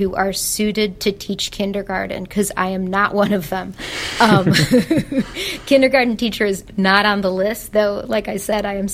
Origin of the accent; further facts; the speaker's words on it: Chicago, Illinois, United States; moved away; I'm from Chicago